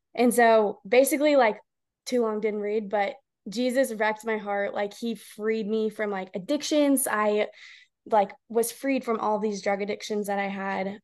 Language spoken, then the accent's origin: English; The Woodlands, Texas, United States; also born or lived in College Station, Texas; now in Houston, United States; I have been born and raised in Texas. Um, I grew up in the woodlands, Texas